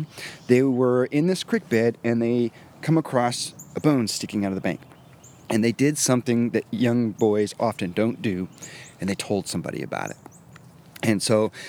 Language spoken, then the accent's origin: English; Illinois, United States; now in Texas, United States; I'm originally from Illinois